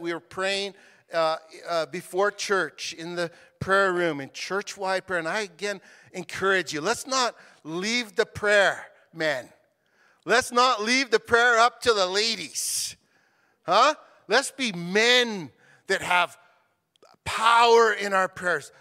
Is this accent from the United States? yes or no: no; Canada; as Canadian citizens